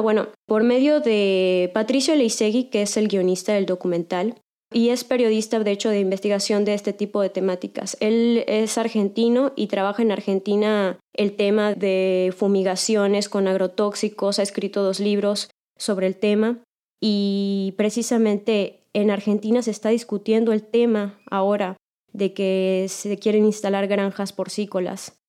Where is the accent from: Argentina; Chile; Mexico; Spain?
Mexico; Yucatán; also born or lived in Mexico City; Yo llevo toda la vida viviendo aquí